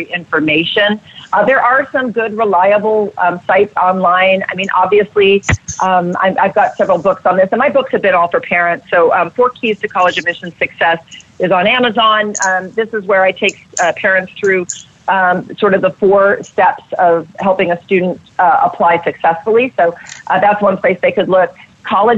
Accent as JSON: {"language": "English", "region": "Virginia", "country": "United States", "tie": "born or raised there", "said": "I grew up in Virginia without advantages."}